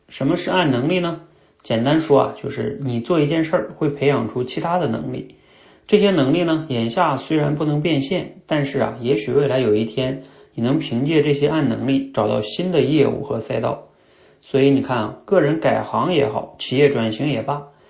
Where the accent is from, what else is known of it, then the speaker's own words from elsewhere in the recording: China; 我们中国人一直学的是哑巴英语嘛